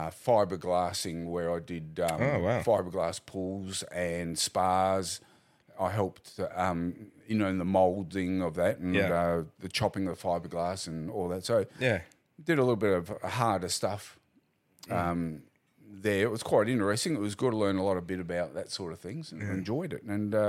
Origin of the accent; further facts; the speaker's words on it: Adelaide, South Australia, Australia; I was born in Adelaide